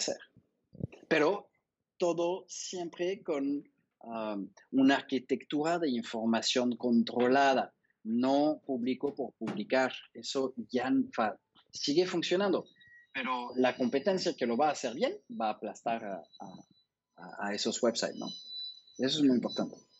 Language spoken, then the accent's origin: Spanish; France; now in Mexico; siendo francés